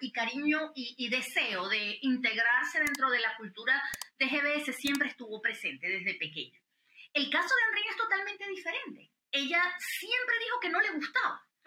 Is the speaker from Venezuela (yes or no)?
yes; Venezuela; now in United States; nosotros como venezolanos americanos